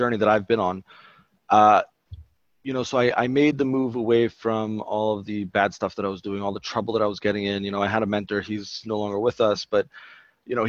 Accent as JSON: {"language": "English", "town": "Baltimore", "region": "Maryland", "country": "United States", "tie": "born or raised there", "said": "I am from Baltimore originally. We just moved back actually a little while ago. And I grew up over here"}